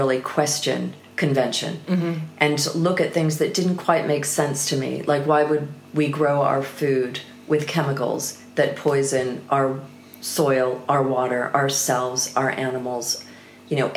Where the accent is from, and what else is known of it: United States; moved away as an adult; now in United Kingdom